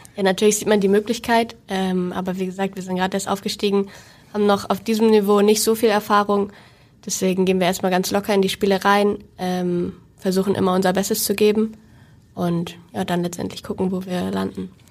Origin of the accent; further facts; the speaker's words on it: Hamburg, Germany; ich komme auch aus Hamburg gebürtig